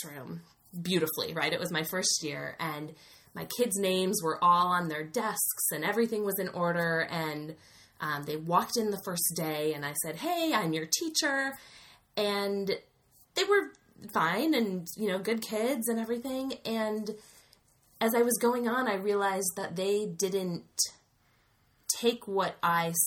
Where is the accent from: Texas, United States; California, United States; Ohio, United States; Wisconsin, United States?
Wisconsin, United States; get a job back in my home state